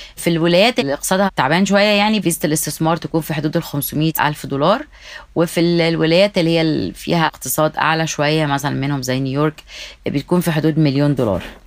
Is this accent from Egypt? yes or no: yes; Egypt; now in United States; ده احنا حتى في مصر نفسها